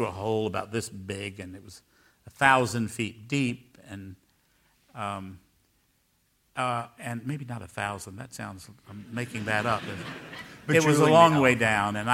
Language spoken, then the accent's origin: English; Raleigh, North Carolina, United States; moved away as an adult; also born or lived in San Francisco; my hometown.